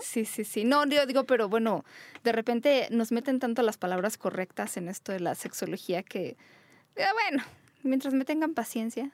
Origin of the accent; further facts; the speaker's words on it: Mexico; donde vivimos, en nuestra querida México, que fue donde yo nací